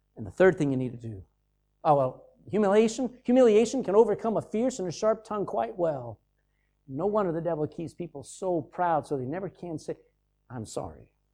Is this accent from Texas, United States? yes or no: yes; Texas, United States; I'm from Texas, and I've been around those oil wells